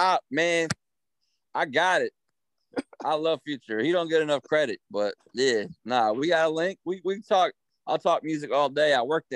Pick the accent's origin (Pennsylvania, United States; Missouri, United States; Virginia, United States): Virginia, United States; Broadway; I'm from Harrisonburg originally. Well, right outside a little town called Broadway.